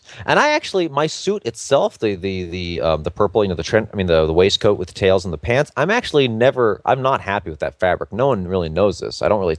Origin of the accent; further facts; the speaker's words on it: New York, United States; I come from New York, where fashion comes from.